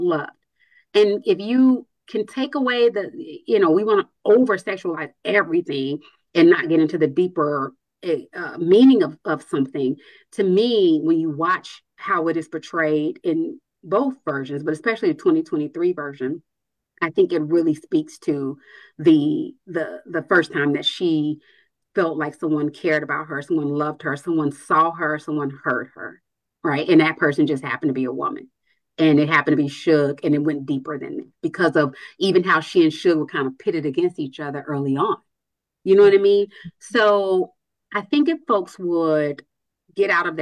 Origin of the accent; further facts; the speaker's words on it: Nashville, Tennessee, United States; now in Atlanta, United States; I'm from Nashville